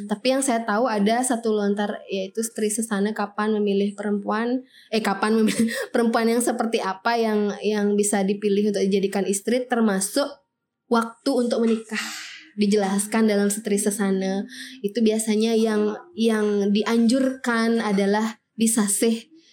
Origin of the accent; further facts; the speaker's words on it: Bali, Indonesia; dari dulu kita sudah uh, anut ya sudah kita jadikan landasan berpikir dalam kehidupan kita sehari-hari sebagai orang Bali gitu